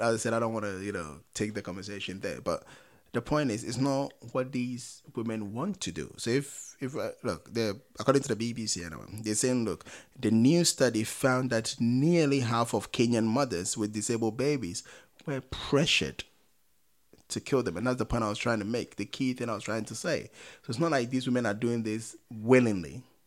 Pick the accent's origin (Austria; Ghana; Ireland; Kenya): Ghana; growing up in Ghana